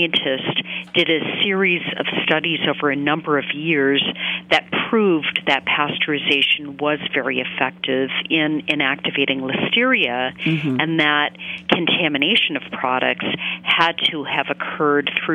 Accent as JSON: {"language": "English", "region": "Maine", "country": "United States", "tie": "born or raised there", "said": "I grew up in Maine"}